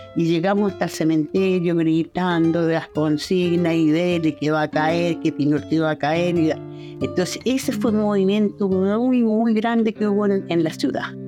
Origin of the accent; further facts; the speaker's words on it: Comodoro Rivadavia, Chubut, Argentina; moved away; also born or lived in Castro / Coyhaique; Yo soy chilena, pero me crecí en Comodoro